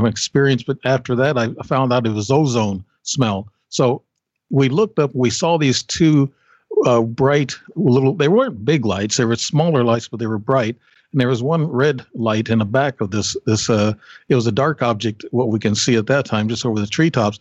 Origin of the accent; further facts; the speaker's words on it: Alton, Illinois, United States; also born or lived in Alaska; We were in Alton, Illinois. I'm still in Alton, really. I come back from Alaska for a couple of years and come back here